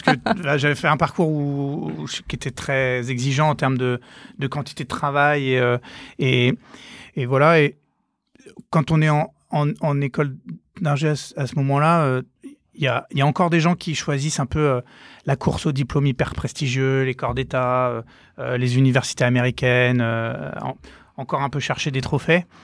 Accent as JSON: {"language": "French", "town": "Nantes", "region": "Pays de la Loire", "country": "France", "tie": "born or raised there", "also_born_or_lived": "Versailles", "moved": "as an adult", "said": "donc moi, je viens de Nantes. je suis je suis né à Nantes, j'ai fait mes études à Nantes jusqu'à mon bac"}